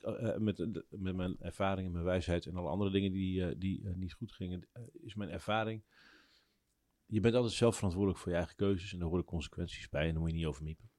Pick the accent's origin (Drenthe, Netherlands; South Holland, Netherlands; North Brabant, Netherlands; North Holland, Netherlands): Drenthe, Netherlands; ik ben opgegroeid in Drenthe in de buurt van het grootste hunebed